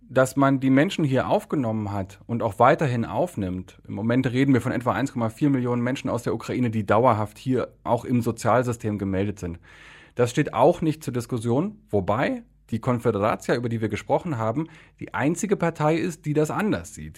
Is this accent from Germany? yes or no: yes; Germany; now in Poland; ich bin ja Deutscher und mein, mein Polnisch funktioniert, aber man hört mir schon an, dass das nicht meine Muttersprache